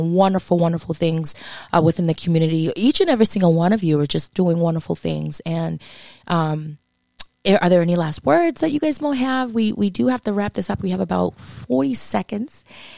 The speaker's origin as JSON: {"language": "English", "region": "Massachusetts", "country": "United States", "said": "I did it, and I'm from Massachusetts."}